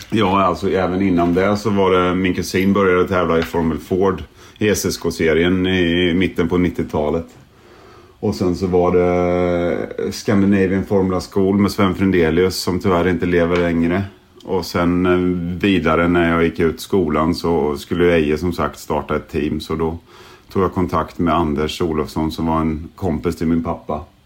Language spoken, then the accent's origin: Swedish; Sweden; now in England; Som svensk